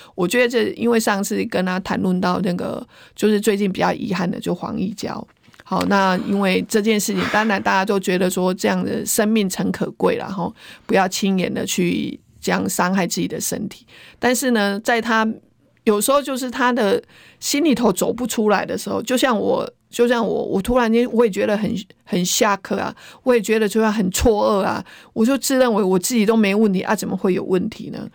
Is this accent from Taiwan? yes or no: yes; Taiwan; 我们如何保住我们台湾